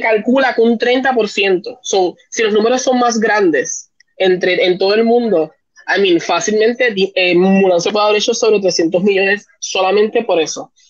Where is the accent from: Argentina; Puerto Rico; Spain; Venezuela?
Puerto Rico; también en Puerto Rico nosotros somos un poquito latinos, nos gusta compartir un poquito más.